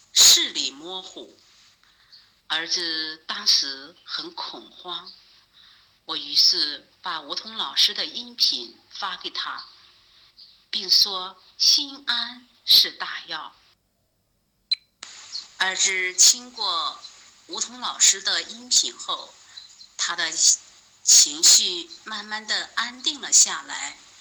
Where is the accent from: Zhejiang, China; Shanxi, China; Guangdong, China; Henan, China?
Henan, China; 我是来自河南的一名听友